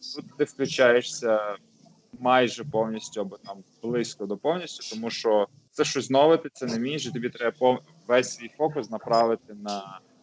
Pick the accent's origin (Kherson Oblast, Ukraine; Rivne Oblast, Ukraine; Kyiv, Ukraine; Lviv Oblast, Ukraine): Lviv Oblast, Ukraine; Lviv; first language Ukrainian; я зі Львова